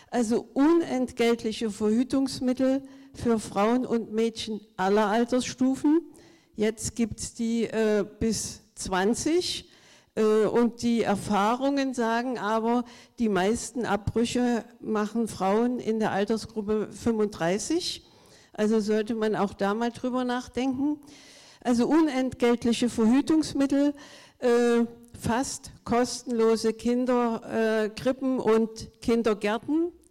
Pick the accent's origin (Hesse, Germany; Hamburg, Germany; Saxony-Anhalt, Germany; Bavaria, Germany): Saxony-Anhalt, Germany; Klar bin ich eine Ostfrau und ich komme aus Sachsen-Anhalt dem Bundesland mit dem ersten Bücherdorf und inzwischen den meisten Bücherdörfern.